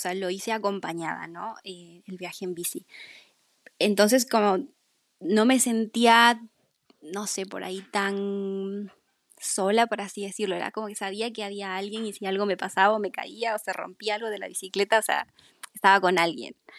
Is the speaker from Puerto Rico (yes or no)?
no; Peru; moved away as an adult; como es en Perú, como es en mi país.